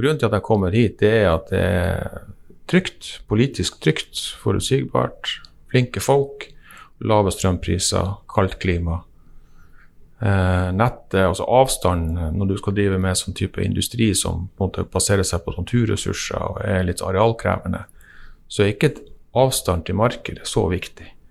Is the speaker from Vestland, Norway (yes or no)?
no; Vadsø, Finnmark, Norway; jeg er fra Vadsø